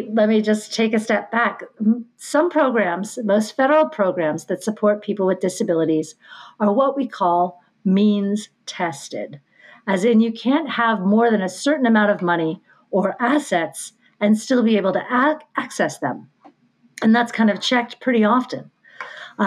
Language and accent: English; Pennsylvania, United States; Pensy is my residency. I'm from Pennsylvania